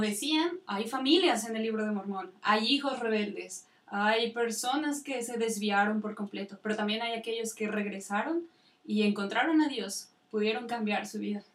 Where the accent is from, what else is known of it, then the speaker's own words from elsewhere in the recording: Tula, Hidalgo, Mexico; Soy de Tula Hidalgo